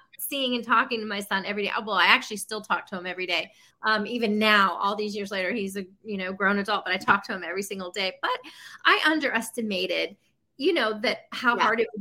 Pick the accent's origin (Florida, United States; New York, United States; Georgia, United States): Florida, United States; Tampa; moved away as an adult; now in Nashville, United States; I'm from Tampa, Florida